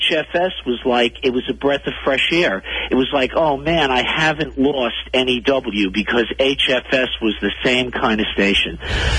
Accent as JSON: {"language": "English", "town": "New York City", "region": "New York", "country": "United States", "tie": "born or raised there", "said": "I'm 50 years old. I grew up in New York City, and I grew up listening to WNEW-FM"}